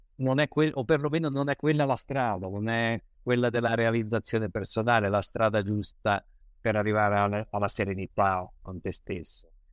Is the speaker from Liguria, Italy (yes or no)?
yes; Genoa, Liguria, Italy; io, da buon genovese